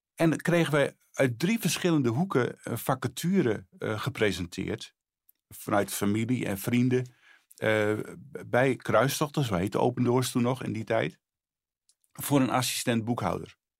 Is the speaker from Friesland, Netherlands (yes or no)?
yes; Friesland, Netherlands; moved away as an adult; also born or lived in Bolsward / Sneek; now in Harderwijk, Netherlands; Ik ben geboren in Friesland.